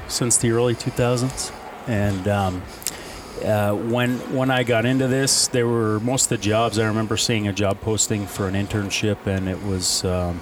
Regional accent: Vermont, United States; moved away; Growing up in Vermont

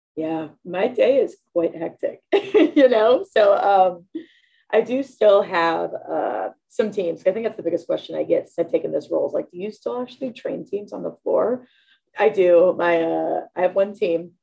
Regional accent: Pittsburgh, Pennsylvania, United States; moved away as an adult; also born or lived in South Carolina / Mississippi; I'm from Pittsburgh originally

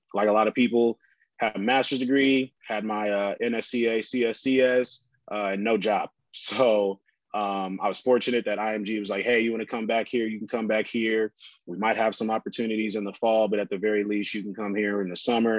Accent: San Antonio, Texas, United States; also born or lived in Huntington, West Virginia; I quit the job and moved back to San Antonio without any opportunities

